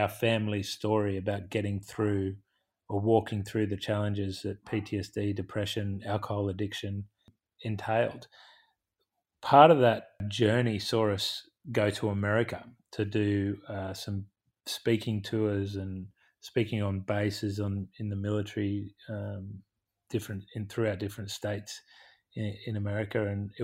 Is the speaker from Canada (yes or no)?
no; Australia; growing up in Australia